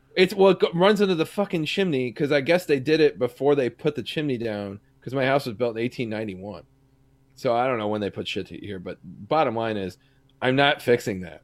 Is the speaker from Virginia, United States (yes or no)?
no; Kansas City, Missouri, United States; I grew up personally in Platte County, Missouri.